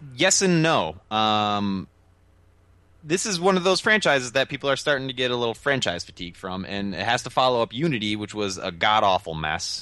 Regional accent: United States; I'm an American

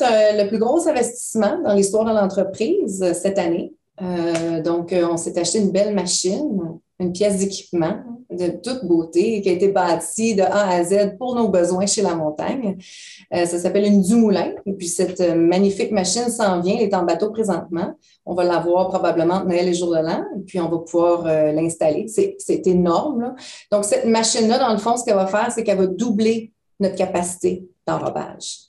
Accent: Sherbrooke, Quebec, Canada; moved away as an adult; now in United States; Nous, on vient de Sherbrooke. Donc, Sherbrooke, c'est une petite ville.

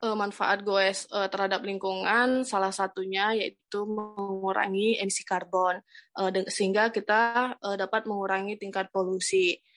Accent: North Sumatra, Indonesia; now in Bogor, Indonesia; saya dari Sumatera Utara dan sekarang di Bogor

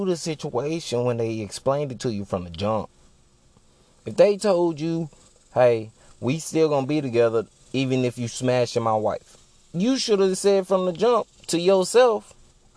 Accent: Texas, United States; I'm a Texan by heart.

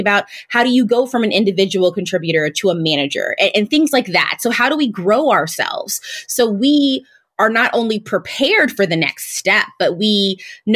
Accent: St. Louis, Missouri, United States; a Black woman who was born and raised in St. Louis, Missouri, I completely understood Blackness.

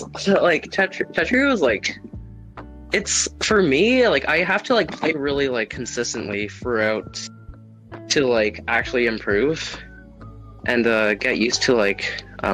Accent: Canada; I'm not as Canadian as I thought it was

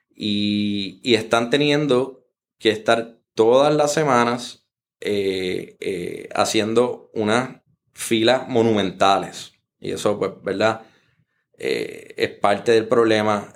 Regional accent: Puerto Rico

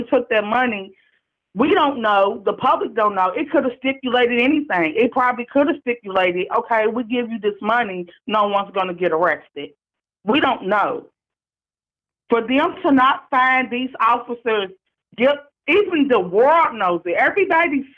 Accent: Louisville, Kentucky, United States; I'm calling from Louisville, Kentucky. I was born and raised here.

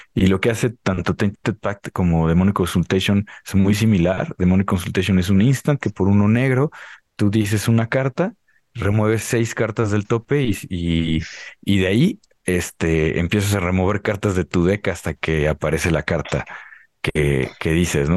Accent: Mexico; somos mexicanos

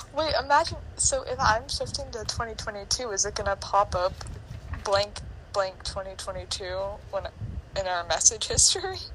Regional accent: United States

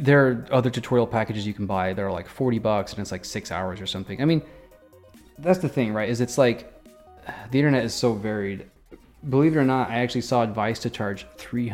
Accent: Midwest, United States; I was born in the Midwest

